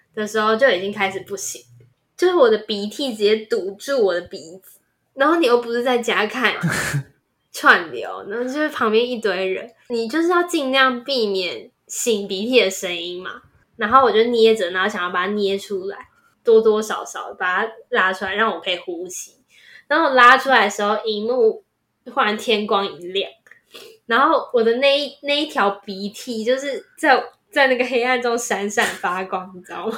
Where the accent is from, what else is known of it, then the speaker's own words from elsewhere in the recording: Taiwan; 作为一个台湾人，你一定也有相似的经验，